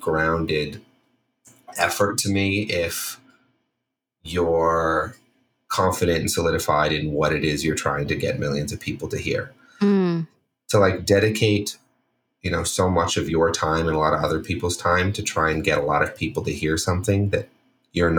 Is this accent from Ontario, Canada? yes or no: yes; Toronto, Ontario, Canada; moved away as an adult; also born or lived in Washington, D.C.; now in Los Angeles, United States; I grew up in Toronto